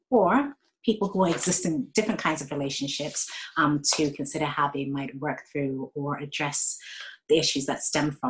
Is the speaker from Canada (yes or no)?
no; Ghana; also born or lived in Bristol, United Kingdom / Saudi Arabia / Florida, United States; Um, so I was born in Bristol, um, moved to Saudi Arabia, lived in Florida, and also lived in Ghana, where I'm from.